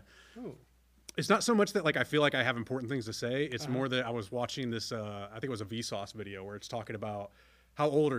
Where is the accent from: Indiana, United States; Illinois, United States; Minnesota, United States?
Illinois, United States; DeSoto; I love growing up in DeSoto